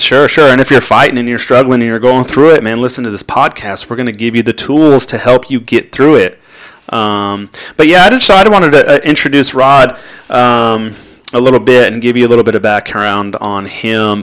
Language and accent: English; Anaheim, California, United States; moved away as an adult; also born or lived in North Texas; was born and raised in Anaheim, California